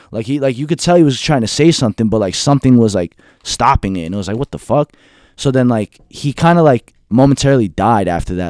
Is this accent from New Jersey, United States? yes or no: yes; Union City, New Jersey, United States; also born or lived in Hackensack, New Jersey / New York; I'm from Union City, born and raised